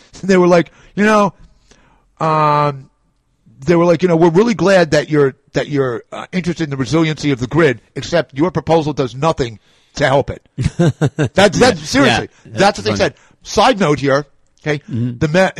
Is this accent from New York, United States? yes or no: yes; New York, United States; I'm a New Yorker